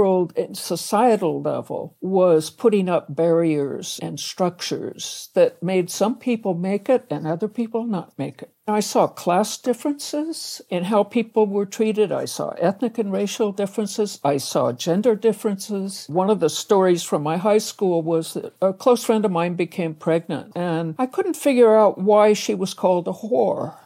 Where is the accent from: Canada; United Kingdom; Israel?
Canada; now in United States; I was born in Canada